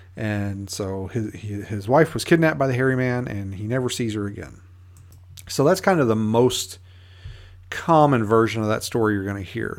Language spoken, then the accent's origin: English; United States; one of the local E M Ts here in my hometown